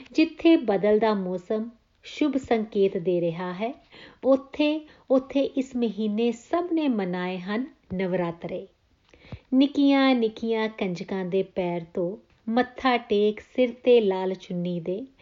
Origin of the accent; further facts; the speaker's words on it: India; now in Australia; ਮੇਰੇ ਪਿੰਡ ਦੀਆਂ ਆਵਾਜ਼ਾਂ ਮੇਰੇ ਦੇਸ਼ ਦੀਆਂ ਆਵਾਜ਼ਾਂ